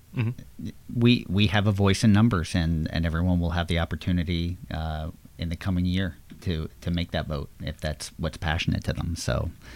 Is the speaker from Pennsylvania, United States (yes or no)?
yes; Levittown, Pennsylvania, United States; I grew up in Levittown, Pennsylvania